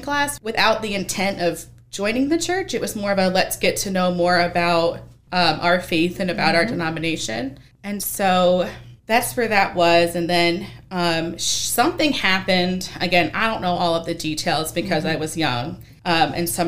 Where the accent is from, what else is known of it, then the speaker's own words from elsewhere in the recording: Bath, New York, United States; moved away; also born or lived in the Valley; even though I was born in New York